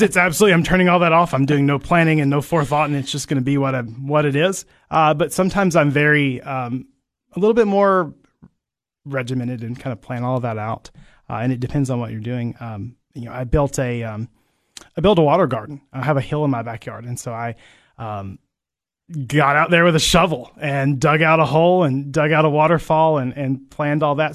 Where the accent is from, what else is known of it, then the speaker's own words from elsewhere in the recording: Barren County, Kentucky, United States; moved away as an adult; now in Cookeville, United States; I grew up on a farm in, uh, Barron County, Kentucky